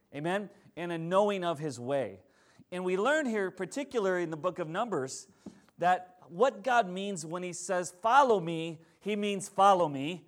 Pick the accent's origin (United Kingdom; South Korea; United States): United States; Plainview, Minnesota; I grew up in Plainview, Minnesota